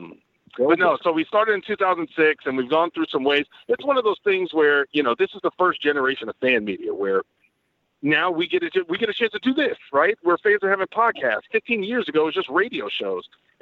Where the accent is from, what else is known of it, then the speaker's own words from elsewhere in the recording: Dallas, Texas, United States; also born or lived in Van Nuys, Los Angeles, California; I grew up in Dallas. I was actually born in L.A. I was born in Van Nuys, and then we moved out here when I was a kid.